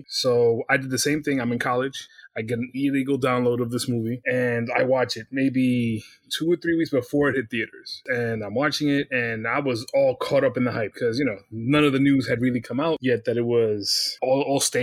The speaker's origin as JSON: {"language": "English", "country": "United States", "said": "I am … from America"}